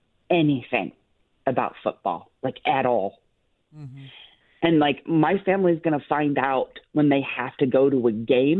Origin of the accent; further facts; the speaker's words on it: Detroit, Michigan, United States; moved away as an adult; So I'm originally from Detroit. I grew up there